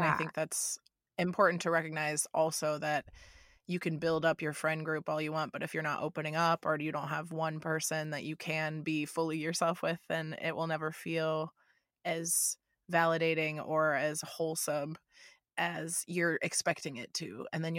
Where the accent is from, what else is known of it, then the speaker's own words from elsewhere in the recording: Florida, United States; I moved from Florida, where I was always the weirdest one, the most outgoing, kind of strange one that everybody made fun of.